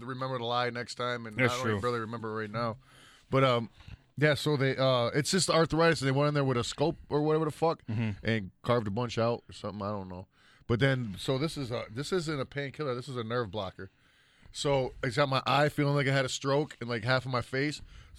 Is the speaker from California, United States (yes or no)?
yes; California, United States; And I'm from California.